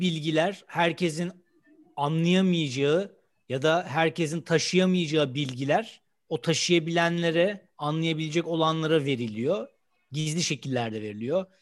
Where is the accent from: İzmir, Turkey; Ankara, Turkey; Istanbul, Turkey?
Istanbul, Turkey; Ben İstanbulluyum.